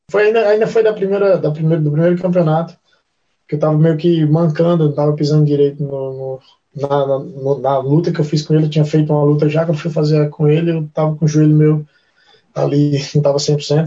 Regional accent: Brazil; moved away as an adult; now in New Zealand; no meu perfil de atleta tá que eu sou brasileiro

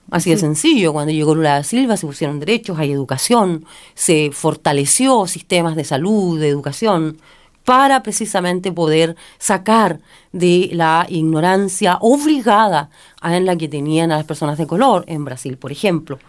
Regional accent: Chile; soy chilena, sino que también soy latinoamericana

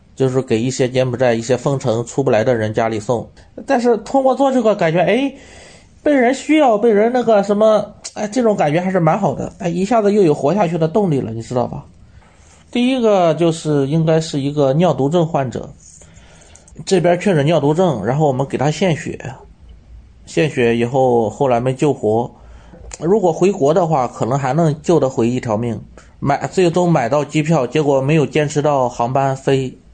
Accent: Shandong, China; moved away as an adult; also born or lived in Taizhou, Jiangsu; now in Cambodia; 本身我老家是山东的，我当时是在江苏泰州上班

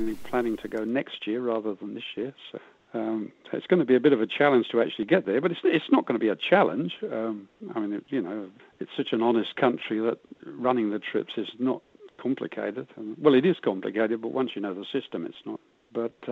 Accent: United Kingdom; moved away as an adult; now in Cardrona, New Zealand; you can probably tell from my accent I wasn't born here, but I've been here longer than I ever lived over in the UK. So I'm definitely a Kiwi now.

